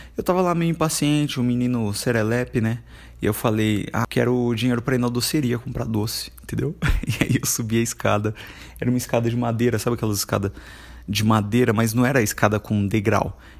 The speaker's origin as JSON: {"language": "Portuguese", "town": "Carapicuíba", "region": "São Paulo", "country": "Brazil", "tie": "born or raised there", "said": "Eu fui criado em Carapicuíba, que é uma cidade vizinha de Osasco"}